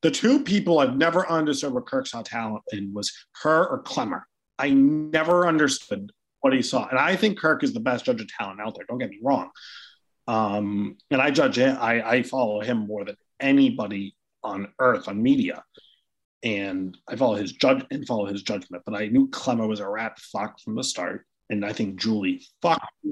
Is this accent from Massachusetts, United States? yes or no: yes; Cohasset, Massachusetts, United States; grew up like 2 houses down from Glenn Ordway growing up in Cohasset